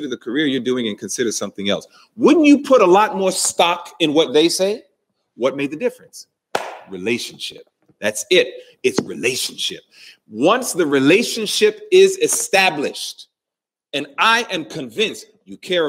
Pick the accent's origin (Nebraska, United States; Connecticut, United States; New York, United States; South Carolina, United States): New York, United States; New York City; growing up in New York City, watching that train go